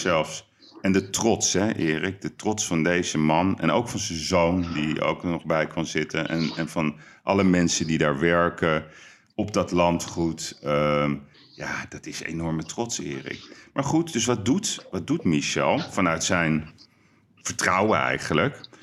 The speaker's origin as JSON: {"language": "Dutch", "town": "Amsterdam", "region": "North Holland", "country": "Netherlands", "said": "Wij zijn Amsterdammers"}